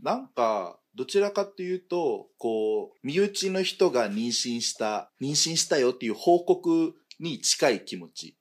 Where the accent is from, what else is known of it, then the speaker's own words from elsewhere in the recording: Philippines; Japanese is a second language; moved away as an adult; now in Japan; フィリピンから来たんだけど、うん、あのまあ、最初は留学できて